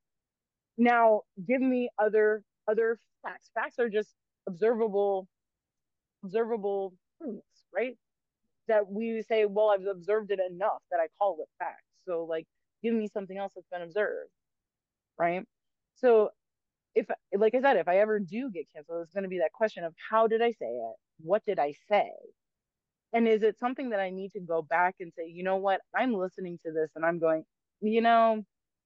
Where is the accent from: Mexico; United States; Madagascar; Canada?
United States; as an American